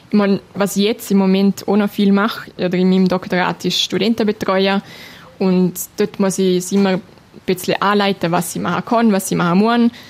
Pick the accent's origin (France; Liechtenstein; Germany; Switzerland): Liechtenstein; Also mein Liechtenstein ist meine Heimat und ich fühle mich auch sehr wohl, wenn ich da zurückkomme.